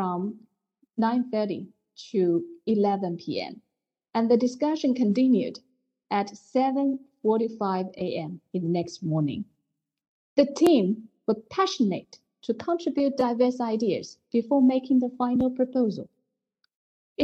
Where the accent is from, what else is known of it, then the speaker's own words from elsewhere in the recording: China; I grew up and work in China, where there is a saying, women hold up half of the world